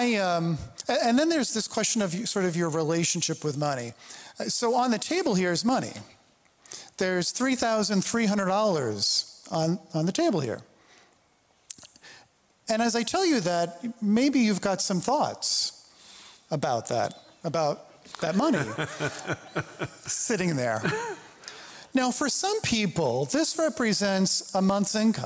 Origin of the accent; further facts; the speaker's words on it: New York City, New York, United States; I grew up in the New York City area.